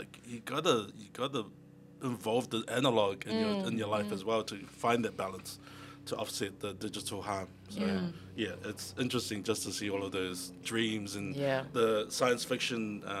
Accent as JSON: {"language": "English", "region": "Auckland", "country": "New Zealand", "tie": "born or raised there", "said": "I was born and raised in Mangere."}